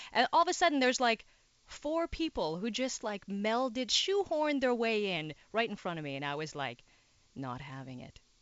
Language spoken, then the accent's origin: English; Timmins, Ontario, Canada; also born or lived in Toronto; now in Montreal, Canada; I'm actually technically from a little part of Timmins called South Porcupine